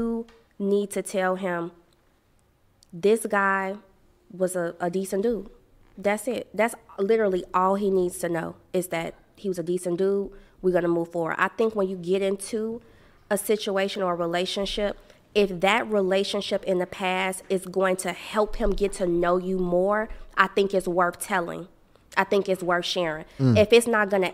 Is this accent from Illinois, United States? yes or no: yes; Chicago, Illinois, United States; I grew up in Chicago, head always on the swivel